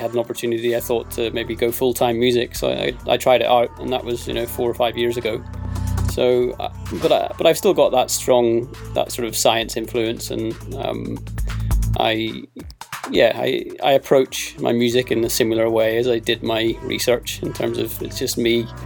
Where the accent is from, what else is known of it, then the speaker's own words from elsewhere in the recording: Belfast, Northern Ireland, United Kingdom; now in London, United Kingdom; I was born in Belfast